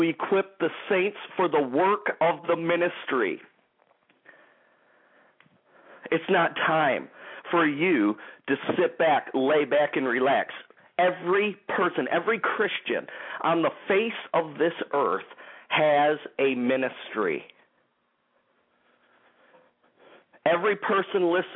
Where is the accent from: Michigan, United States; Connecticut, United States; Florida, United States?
Michigan, United States; also born or lived in Clarkston, Michigan; the Grand Rapids, Michigan area, my home state.